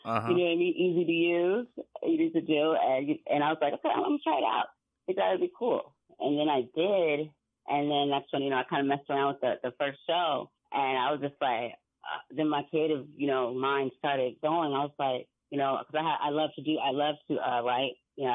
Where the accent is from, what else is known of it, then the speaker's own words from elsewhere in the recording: San Diego, California, United States; But me growing up in San Diego, like to this day, my favorite place to be is Seaport Village, and that's in downtown San Diego area by the bay.